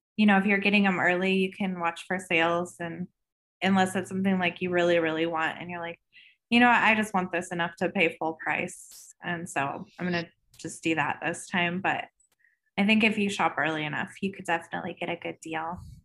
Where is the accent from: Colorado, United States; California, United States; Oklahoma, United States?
Colorado, United States; I live, um, in Colorado, so I'm a third generation, generation native.